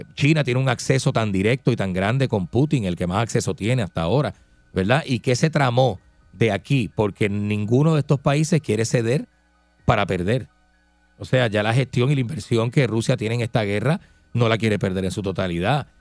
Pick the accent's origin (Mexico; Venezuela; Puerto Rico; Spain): Puerto Rico